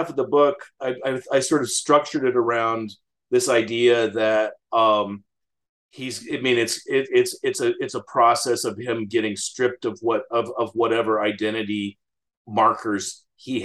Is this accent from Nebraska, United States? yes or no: yes; Western Nebraska, United States; I grew up in Western Nebraska